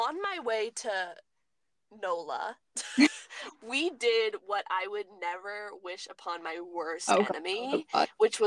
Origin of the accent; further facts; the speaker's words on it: New York City, New York, United States; growing up in New York